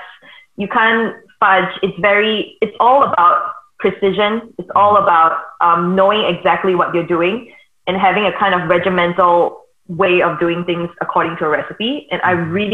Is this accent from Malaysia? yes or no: no; Singapore; also born or lived in Melbourne, Australia; My parents moved back to Singapore when I was about 3 or 4 years old.